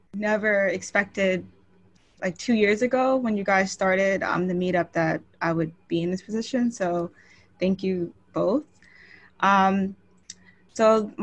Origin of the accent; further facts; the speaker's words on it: Long Island, New York, United States; now in Philadelphia, United States; I grew up in Long Island, New York